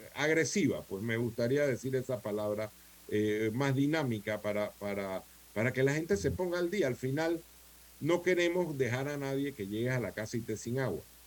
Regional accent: Colón, Panama; yo soy de Colón, yo crecí en Colón eh, desde niño

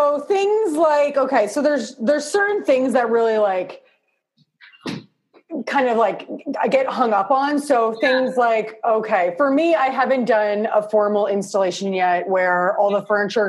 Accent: Toronto, Ontario, Canada; I'm from Canada. Yeah, Toronto.

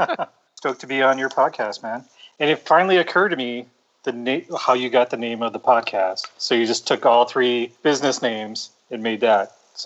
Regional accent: Milwaukee, Wisconsin, United States; moved away; also born or lived in La Mesa, California / Oahu, Hawaii / Los Angeles, California; No, I was born in La Mesa, California. Then we lived on Oahu for a little bit. And then my parents divorced and I grew up in Milwaukee, Wisconsin.

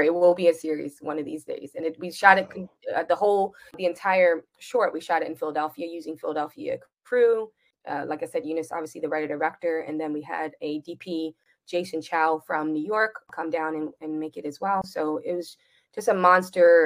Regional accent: Jamaica

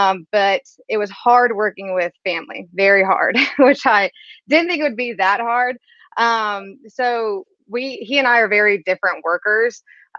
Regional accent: Biloxi, Mississippi, United States; moved away as an adult; also born or lived in Los Angeles; I'm from Biloxi, Mississippi. It's a little town about an hour outside New Orleans.

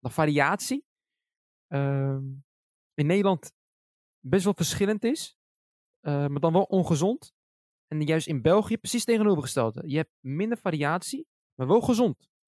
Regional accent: Morocco; Ik ben zelf Marokkaans. En ik, eh, dagelijks eet ik Marokkaans.

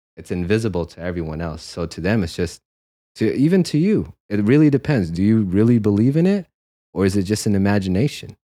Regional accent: San Jose, California, United States; moved away as an adult; also born or lived in Philippines / New York City; now in Los Angeles, United States; growing up in San Jose

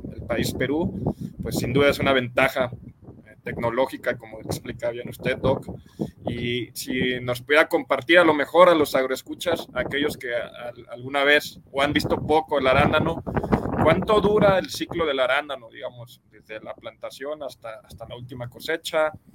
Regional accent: Mexico; nosotros como mexicanos

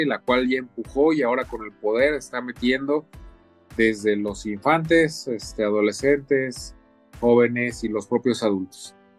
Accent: Mexico; cada uno de nosotros como mexicanos

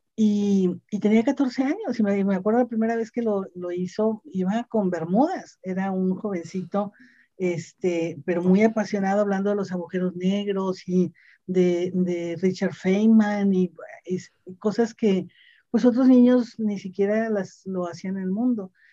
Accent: Monterrey, Nuevo León, Mexico; soy una eh, regiomontana, una mujer que nació en, el seno de una familia

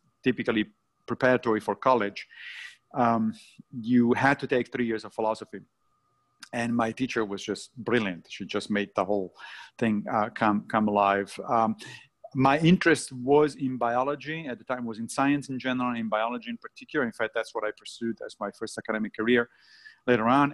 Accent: Rome, Lazio, Italy; moved away as an adult; also born or lived in Monrovia, Liberia; a few months after I was born, they went back to Rome. So I grew up in Rome

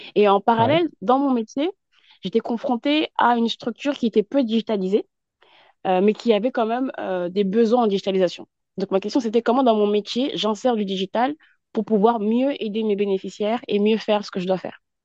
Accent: France; also born or lived in Yvelines; je suis basée en France et je suis née en France, issue de la communauté, en tout cas malienne, euh, et j'habite dans les Yvelines

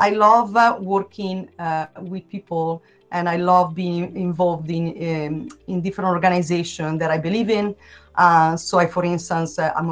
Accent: Italy; English is a second language; moved away as an adult; also born or lived in Melbourne, Australia; now in Portland, United States; I've got a kind of unusual accent. That is because I'm originally from Italy.

